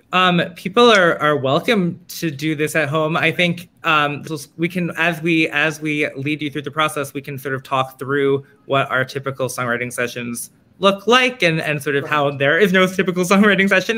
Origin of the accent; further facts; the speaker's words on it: New York City, New York, United States; I am from Manhattan, uh, I, where I continue to live